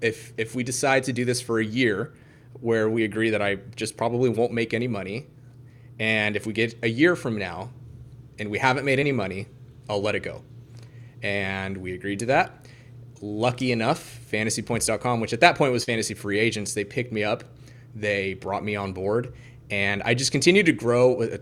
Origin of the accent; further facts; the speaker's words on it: Kansas, United States; I'm originally from Kansas, the southwest corner of Kansas. I would say the butthole of the United States.